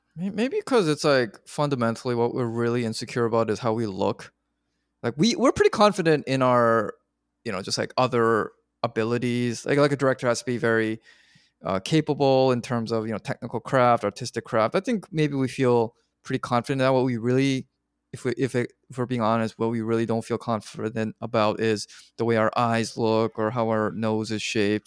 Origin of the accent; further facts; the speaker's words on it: Canada; I'm Canadian